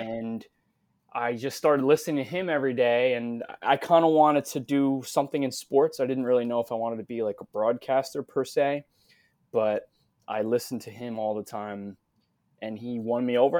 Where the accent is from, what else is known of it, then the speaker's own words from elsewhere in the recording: New York, United States; moved away as an adult; also born or lived in Philadelphia; I'm born and raised in New York.